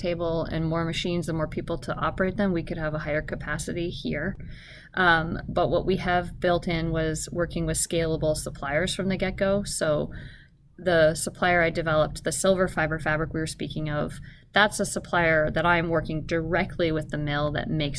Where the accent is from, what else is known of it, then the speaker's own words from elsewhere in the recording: Canada; now in Alaska, United States; I grew up in Canada